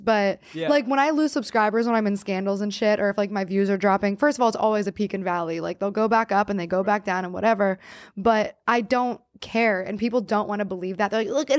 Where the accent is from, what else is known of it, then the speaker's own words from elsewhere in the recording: New Castle, Pennsylvania, United States; Newcastle, PA. It's like pretty much 50% black, 50% white.